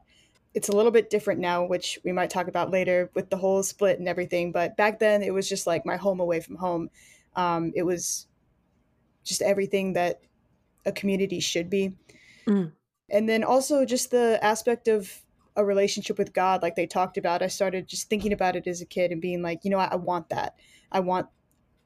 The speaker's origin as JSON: {"language": "English", "town": "San Antonio", "region": "Texas", "country": "United States", "tie": "born or raised there", "said": "I was born in the Methodist Church, in a church in San Antonio, Texas, where I currently live now"}